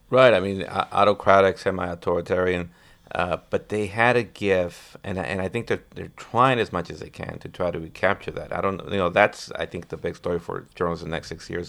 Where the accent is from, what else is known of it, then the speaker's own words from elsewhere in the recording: San Luis de Cordero, Durango, Mexico; moved away; also born or lived in United States; I was born in Mexico, I'm now a U S citizen